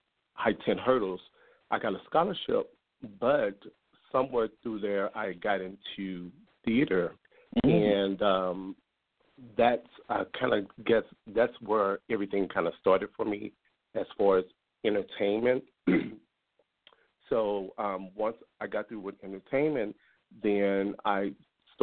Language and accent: English; St. Louis, Missouri, United States; I'm from St. Louis, Missouri. And that's where I grew up